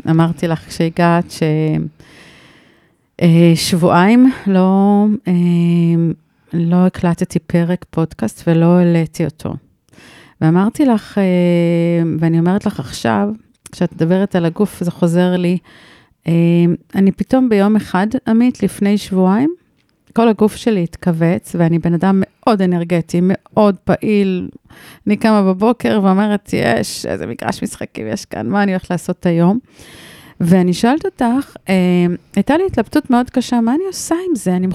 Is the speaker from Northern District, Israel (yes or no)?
no; Rehovot, Central District, Israel; moved away as an adult; now in Kibbutz Revadim, Israel; גדלתי ברחובות.